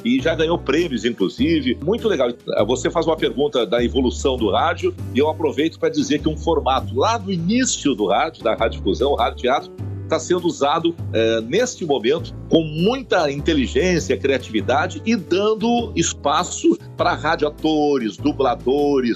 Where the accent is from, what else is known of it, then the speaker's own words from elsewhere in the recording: Alegrete, Rio Grande do Sul, Brazil; also born or lived in Santa Maria / Faxinal do Soturno; nasci no Alegrete, lá na fronteira oeste do Rio Grande do Sul, quase da Argentina. Como todo mundo fazia o caminho e ia para Santa Maria para estudar, eu, de uma família de cinco